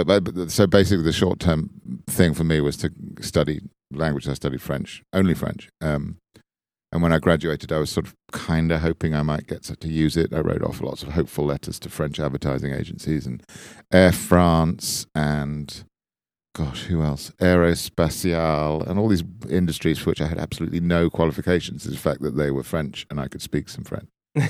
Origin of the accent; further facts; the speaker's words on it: Bournemouth, South West England, United Kingdom; No, I was from Dorset in the south coast of England, a town called Bournemouth